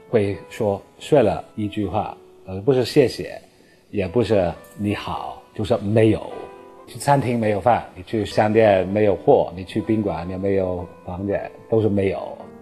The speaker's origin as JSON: {"language": "Chinese", "country": "United Kingdom", "second_language": "Chinese", "moved": "as an adult", "lives_now": "Beijing, China", "said": "我是北京航空大学教授，我是英国人"}